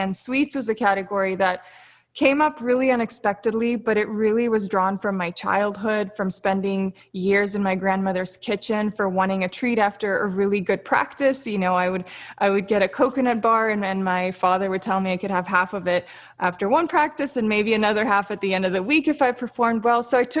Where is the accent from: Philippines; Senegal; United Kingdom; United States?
United States; Florida; also born or lived in Siberia, Russia / Sochi, Russia; I spent the first few years of my life in Russia. I was born in Siberia. I moved to Sochi. I was always moving around. I moved to Florida when I was 6 years old. So I'm I'm this traveler.